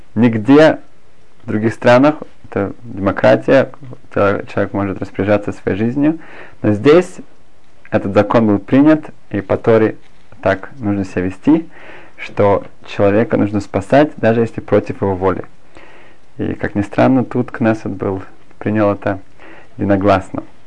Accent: Germany; moved away as an adult; also born or lived in Berlin; now in Israel; я сам из Германии

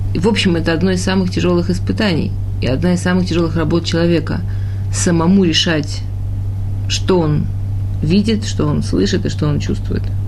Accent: Russia; born or raised there; moved away

